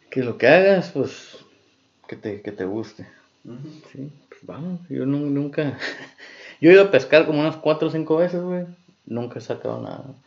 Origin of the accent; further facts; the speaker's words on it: Mexico; como mexicanos